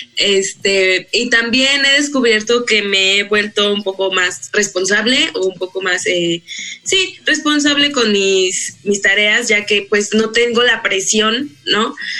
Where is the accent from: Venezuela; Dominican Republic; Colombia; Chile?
Colombia; moved away as an adult; now in Mexico; vengo de Colombia y vine a hacer mi séptimo semestre acá en la ENS